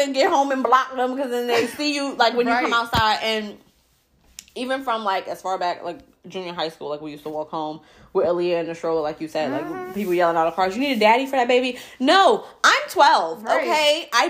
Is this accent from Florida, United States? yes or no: no; New York, United States; growing up in New York